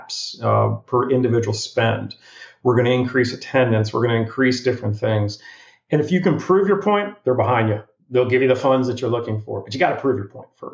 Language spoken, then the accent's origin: English; New Jersey, United States; now in Florida, United States; my growing up in New Jersey